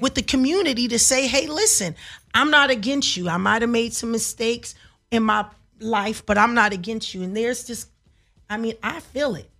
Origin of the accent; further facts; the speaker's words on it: Los Angeles, California, United States; I was from South Central Los Angeles